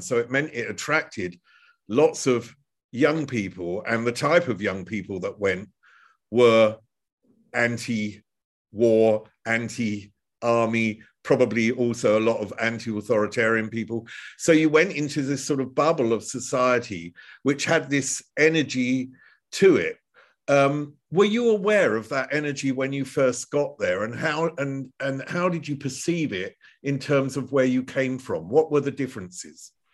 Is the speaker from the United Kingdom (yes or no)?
yes; United Kingdom; now in Germany; we're both British, originally.